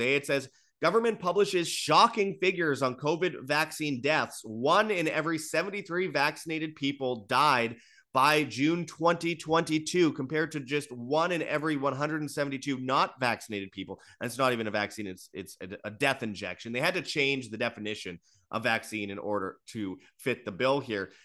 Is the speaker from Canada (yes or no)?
yes; Canada; as a Canadian